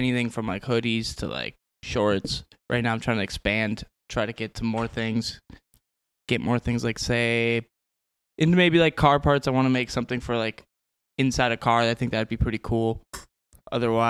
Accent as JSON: {"language": "English", "town": "Andover", "region": "Minnesota", "country": "United States", "tie": "born or raised there", "moved": "as an adult", "lives_now": "Roseville, United States", "said": "I was born and raised in Andover"}